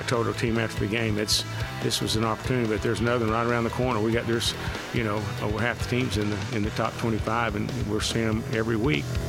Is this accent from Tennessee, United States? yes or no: yes; Tennessee, United States; I grew up in Tennessee and went to public school